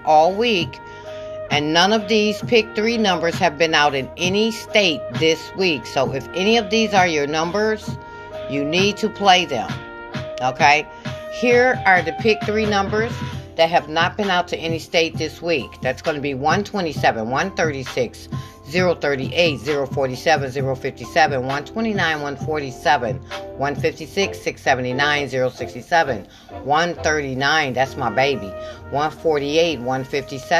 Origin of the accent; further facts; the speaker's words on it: Michigan, United States; I'm from Michigan